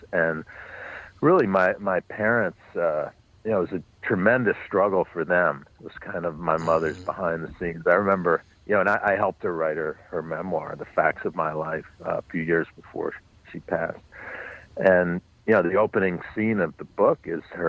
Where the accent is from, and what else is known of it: New York City, New York, United States; born or raised there